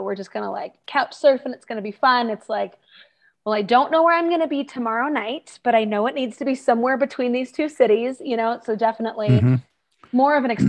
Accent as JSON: {"language": "English", "region": "outside DC on the Virginia side", "country": "United States", "tie": "born or raised there", "moved": "as an adult", "said": "I grew up outside DC on the Virginia side"}